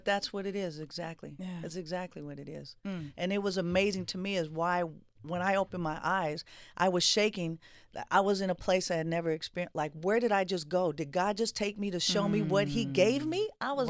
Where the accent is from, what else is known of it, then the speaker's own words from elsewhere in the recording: Oakland, California, United States; I was born and raised in the Bay in Oakland, California.